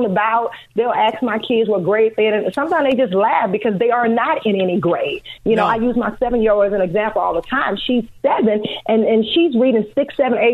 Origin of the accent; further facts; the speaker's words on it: Louisiana, United States; moved away as an adult; now in Chicago, United States; We're originally from Louisiana. We've been in Chicago for 12 years